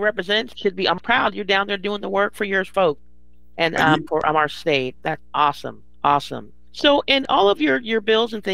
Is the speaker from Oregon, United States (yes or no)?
yes; Oregon, United States; now in Vancouver, Washington, United States; I don't currently live in Oregon, and so it's nice to hear that my home state